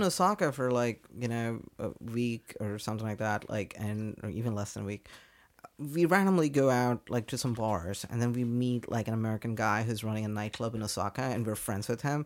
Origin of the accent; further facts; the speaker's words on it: India; moved away as an adult; also born or lived in Hong Kong; now in London, United Kingdom; I'm from India